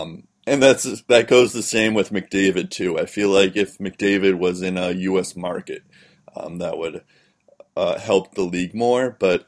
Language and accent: English; United States; as an American, I want to see them on a U.S. team.